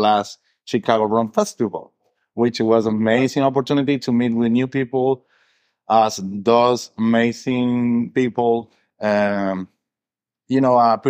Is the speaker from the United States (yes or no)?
no; Venezuela; moved away; I'm original from Venezuela